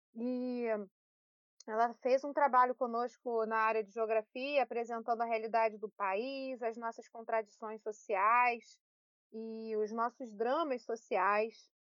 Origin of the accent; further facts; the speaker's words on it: Petrópolis, Rio de Janeiro, Brazil; aqui em Petrópolis, onde eu nasci, onde eu estou no momento